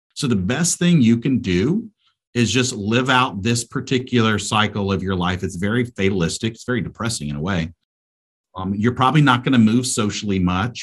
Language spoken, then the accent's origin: English; United States; moved away as an adult; also born or lived in South Asia; as an American